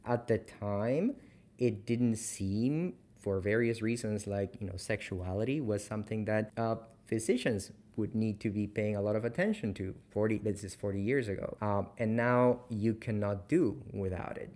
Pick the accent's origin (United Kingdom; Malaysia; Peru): Peru; also born or lived in Canada; now in Chapel Hill, United States; I'm from Peru